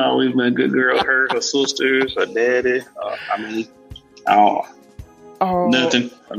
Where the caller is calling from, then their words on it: Meridian, Mississippi, United States; Meridian, Mississippi.